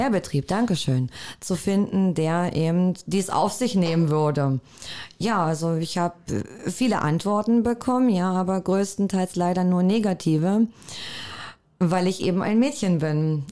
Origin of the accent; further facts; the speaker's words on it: Cottbus, Brandenburg, Germany; also born or lived in Werben, Spreewald; Ich selber bin gebürtige Cottbusserin. Und äh, mein Elternhaus ist in Werben